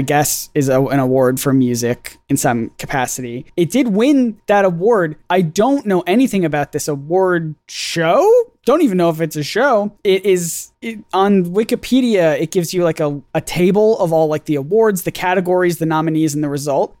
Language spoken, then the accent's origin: English; United States; as the American on this podcast